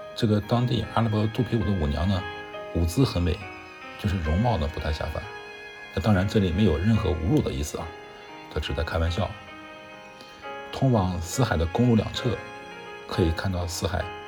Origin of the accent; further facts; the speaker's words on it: China; 我是中国的大乘佛教徒